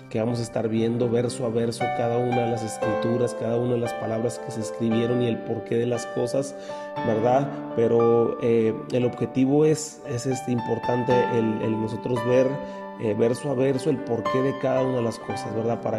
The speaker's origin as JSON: {"language": "Spanish", "country": "Mexico", "said": "dentro de nuestra cultura como mexicanos hay un gran porcentaje de cristianos que, que tenemos un nivel se puede decir un poco bajo en la, cuestión de lectura."}